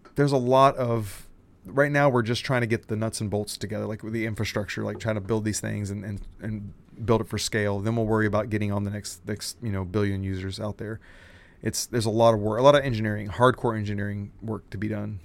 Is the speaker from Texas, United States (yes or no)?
yes; Texas, United States; my dad raised me saying, you know, be a Texan first, American second. That's how Texans think. We're, we're Texan first, American.